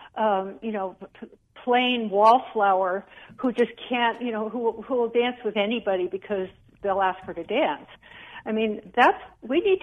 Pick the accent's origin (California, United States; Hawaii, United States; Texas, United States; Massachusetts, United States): Hawaii, United States; moved away; I am such a cynic about my home state. I love it. My grandmother was born there. My dad was born there.